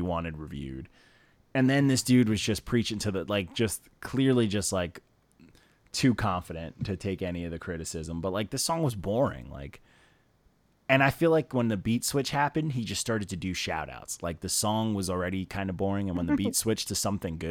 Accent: Elmont, New York, United States; also born or lived in Queens, New York; I'm from Long Island. I grew up in Elmont and Queens

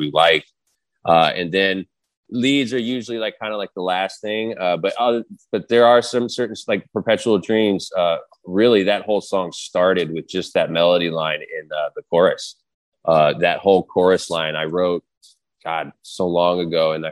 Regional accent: Denver, Colorado, United States; moved away; I was born in Denver.

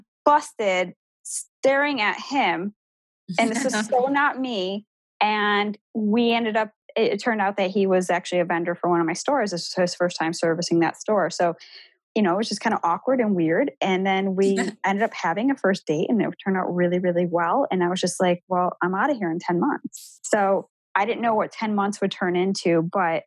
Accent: Buffalo, New York, United States; moved away as an adult; now in Columbus, United States; I'm not originally from Columbus, Ohio. I'm from Buffalo, New York

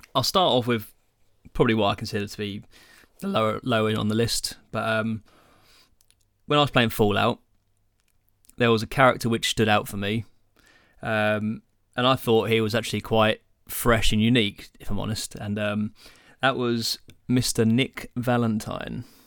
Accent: England, United Kingdom; we're English

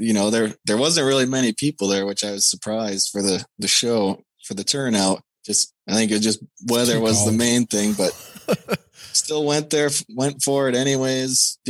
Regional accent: Minneapolis, Minnesota, United States; Minneapolis. My hometown

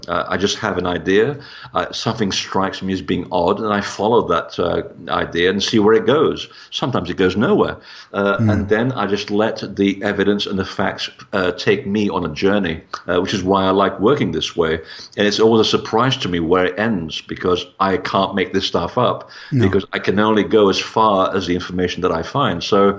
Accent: Portugal; born there; And I mean, I was born in Portugal. So for me, it was a matter of looking at the connection between Portugal and the Templars.

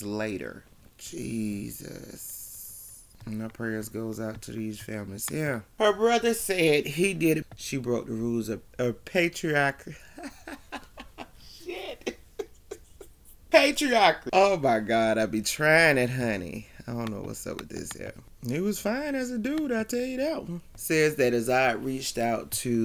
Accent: United States; us women, especially as American women

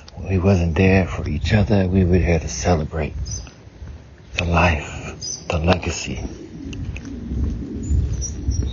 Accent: the South, United States; I grew up in the South, so we had hog maw

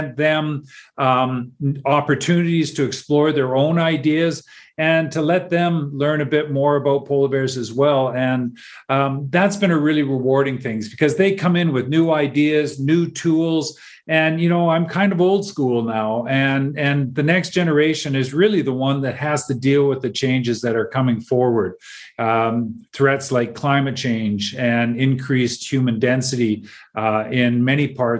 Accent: Vancouver, British Columbia, Canada; I grew up in Vancouver on the west coast of Canada

